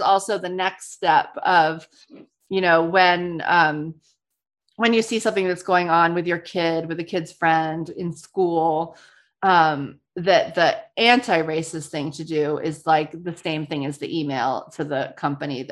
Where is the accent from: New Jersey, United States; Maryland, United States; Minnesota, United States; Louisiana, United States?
Louisiana, United States; New Orleans; I'm from New Orleans. And so, you know, every year it's like super fun for me to teach my tradition that I was brought up with around Mardi Gras